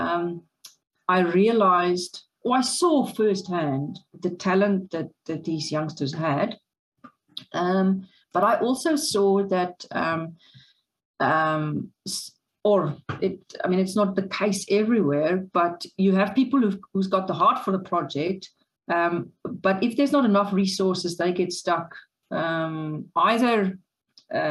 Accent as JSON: {"language": "English", "town": "Paarl", "region": "Western Cape", "country": "South Africa", "tie": "born or raised there", "said": "I grew up in Paarl, so it was in the winelands."}